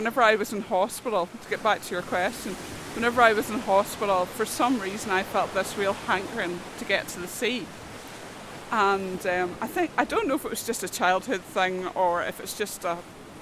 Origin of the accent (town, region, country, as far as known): North Coast, Northern Ireland, United Kingdom; born or raised there; also born or lived in Glasgow, Scotland